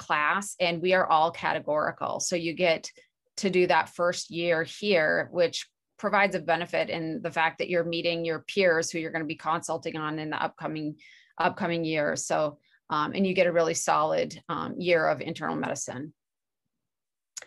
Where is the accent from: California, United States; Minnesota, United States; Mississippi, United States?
Minnesota, United States; moved away as an adult; also born or lived in Chicago, Illinois / Washington; now in Utah, United States; I'm originally from Minnesota